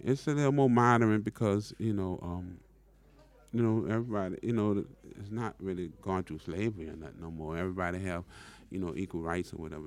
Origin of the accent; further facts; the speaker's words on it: New Orleans, Louisiana, United States; growing up in New Orleans